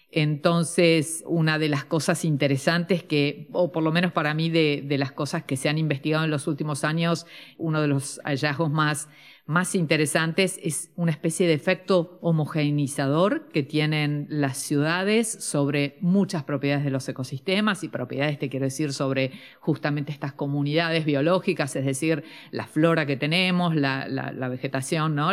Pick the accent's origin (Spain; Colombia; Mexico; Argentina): Argentina